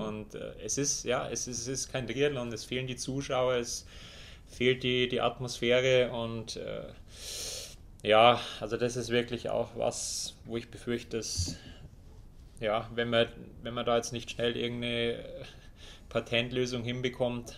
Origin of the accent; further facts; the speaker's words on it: Germany; bei uns in Deutschland